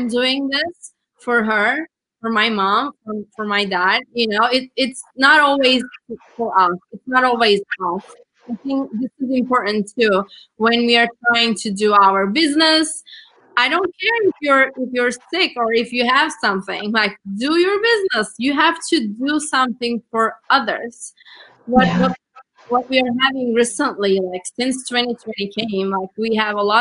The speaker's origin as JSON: {"language": "English", "country": "Turkey", "second_language": "English", "moved": "as an adult", "lives_now": "United States", "said": "I'm from Turkey"}